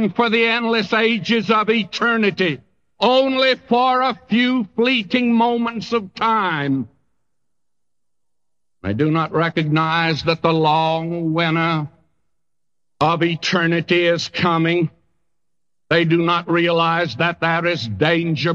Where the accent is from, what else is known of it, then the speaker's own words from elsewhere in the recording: Texas, United States; moved away; I came from a section of the country where ants do gather grain. In Texas, the ants gather grain